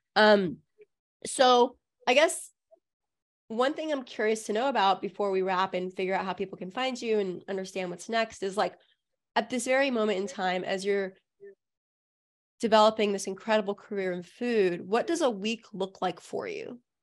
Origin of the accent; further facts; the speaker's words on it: Southern California, United States; I also grew up in a community that was pretty liberal, honestly. Like, I grew up in Southern California.